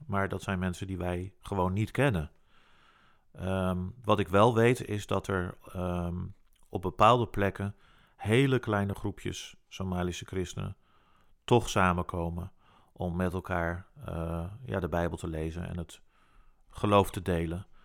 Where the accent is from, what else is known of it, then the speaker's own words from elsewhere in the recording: Netherlands; wij natuurlijk als Nederlands